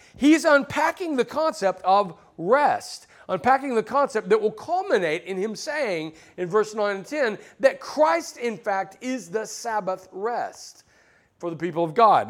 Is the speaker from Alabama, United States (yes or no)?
yes; Alabama, United States; now in Southern California, United States; I grew up in Alabama